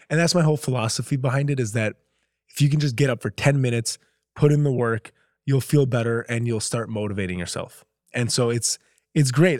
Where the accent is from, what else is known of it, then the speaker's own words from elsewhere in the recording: Minnesota, United States; moved away as an adult; now in Los Angeles, United States; I grew up in Minnesota.